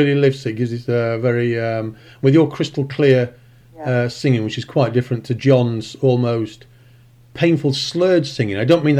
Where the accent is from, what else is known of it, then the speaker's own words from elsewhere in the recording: Chesterfield, East Midlands, United Kingdom; I'm actually from Chesterfield.